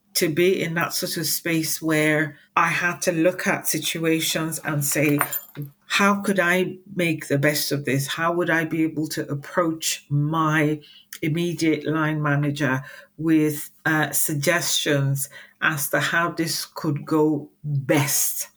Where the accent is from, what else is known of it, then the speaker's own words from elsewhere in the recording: Nigeria; moved away as an adult; now in United Kingdom; I was born and raised in Nigeria, I spent uh, quite a lot of my childhood here in the UK uh, with my parents